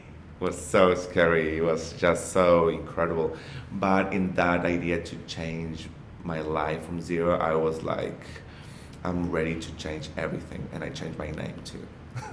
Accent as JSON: {"language": "English", "country": "Argentina", "also_born_or_lived": "Buenos Aires, Argentina / Mexico", "second_language": "English", "moved": "as an adult", "lives_now": "Australia", "said": "I'm from Argentina."}